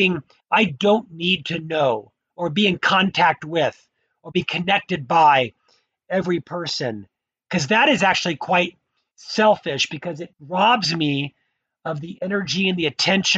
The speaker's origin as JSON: {"language": "English", "town": "Orlando", "region": "Florida", "country": "United States", "tie": "born or raised there", "also_born_or_lived": "Provo, Utah", "moved": "as an adult", "lives_now": "Utah, United States", "said": "I was born in Orlando, Florida"}